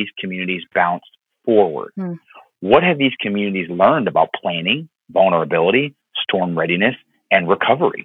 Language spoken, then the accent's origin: English; Florida, United States; my time growing up in Florida